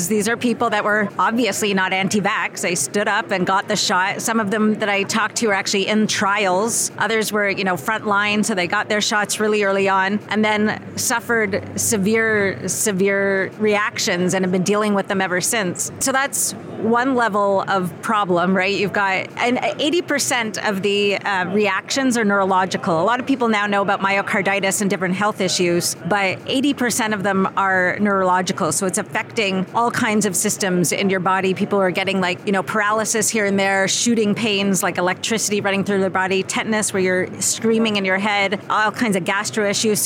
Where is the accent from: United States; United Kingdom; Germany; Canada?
Canada; accent: Canadian 'abouts'; moved away; also born or lived in Thailand; I'm actually Canadian